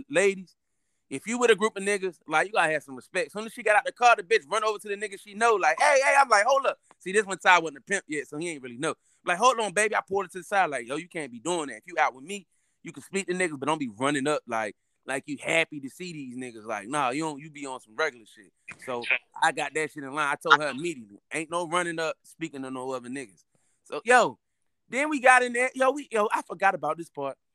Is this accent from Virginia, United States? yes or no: no; North Carolina, United States; moved away; also born or lived in Baltimore; I was raised in the Carolinas